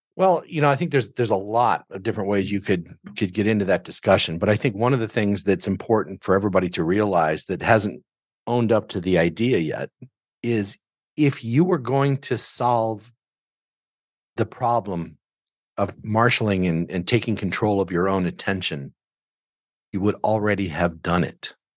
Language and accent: English; Southern Illinois, United States; moved away as an adult; also born or lived in Chicago suburbs; now in Chicago, United States; I grew up in Southern Illinois